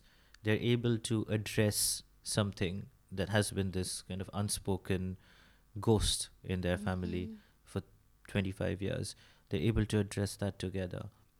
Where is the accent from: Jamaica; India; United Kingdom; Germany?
India; first language Bengali; English is a second language; I probably pull out something in my mother tongue.